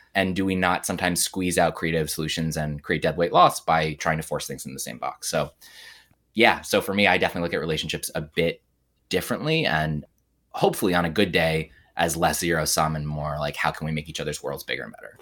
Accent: United States; I'm an American Jew, even though my father is Catholic and all that family stuff.

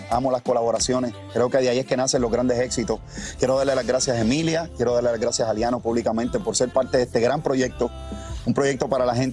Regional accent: Cuba; Yo no estoy diciendo ni sí ni no, pero soy una persona que crecí eh, de pequeño, eh, aunque soy cubano, viendo

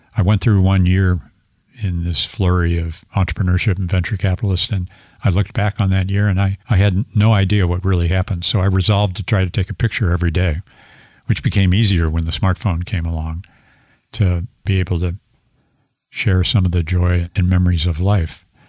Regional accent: St. Louis, Missouri, United States; I'm an engineer from Saint Louis, Missouri.

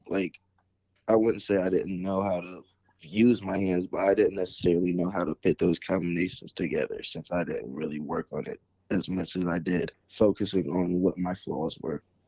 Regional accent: Perry Township, Ohio, United States; also born or lived in Canton, Ohio; growing up, I started off in Berry Township all the way up till my high school years, and then I ended up transferring to McKinley

